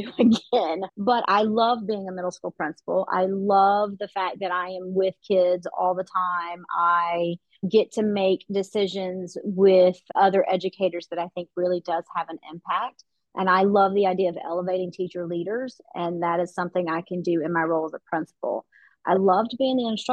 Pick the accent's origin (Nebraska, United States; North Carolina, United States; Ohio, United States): North Carolina, United States; Western; also born or lived in Los Angeles; I grew up in Western North Carolina. My family moved to Western North Carolina when I was in the fourth grade.